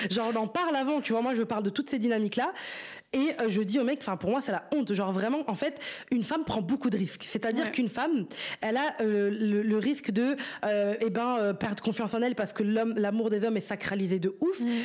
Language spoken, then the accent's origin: French; Brussels, Brussels-Capital Region, Belgium; C'est un mec de Paris et moi je suis de Bruxelles